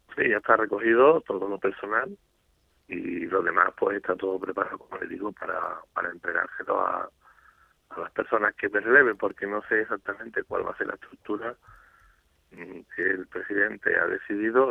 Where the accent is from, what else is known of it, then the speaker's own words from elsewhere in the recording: Andalusia, Spain; como andaluz